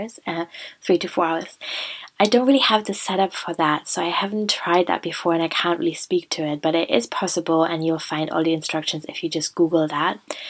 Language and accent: English; Germany; moved away; I was visiting Germany for Christmas and I was near my hometown. So I went to the woods near the hospital in which I was born